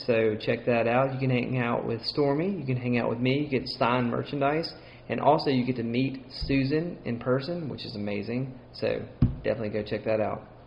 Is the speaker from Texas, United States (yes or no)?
no; Mississippi, United States; accent: twang; I'm Mississippi. It's as Southern as you can get.